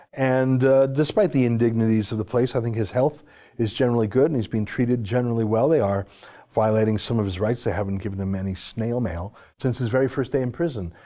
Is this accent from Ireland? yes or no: no; Calgary, Alberta, Canada; I was born and raised in Calgary